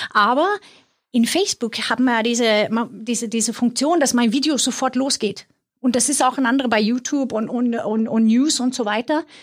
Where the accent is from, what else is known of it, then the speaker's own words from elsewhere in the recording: Sweden; German is a second language; ich komme aus Schweden, wer sich wundert über meinen mein Akzent.